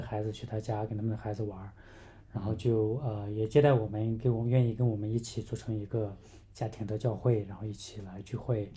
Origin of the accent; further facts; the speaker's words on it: China; moved away as an adult; 以前在国内我是汉族嘛